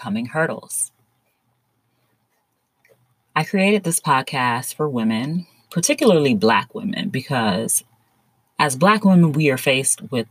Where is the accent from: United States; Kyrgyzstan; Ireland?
United States; South Florida; I was born and raised in South Florida